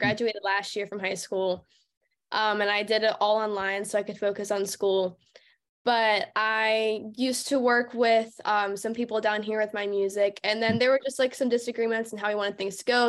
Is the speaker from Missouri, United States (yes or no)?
no; Pittsburgh area, Monongahela River, Pennsylvania, United States; moved away; I grew up in a super rural, like, suburban area, not even suburban, it was just a very small, small town, and I grew up right on the Monongahela River.